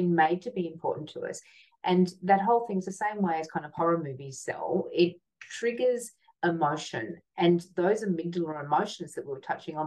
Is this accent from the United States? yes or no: no; Hobart, Tasmania, Australia; I grew up in Hobart, and it was kind of like a country town in the 70s.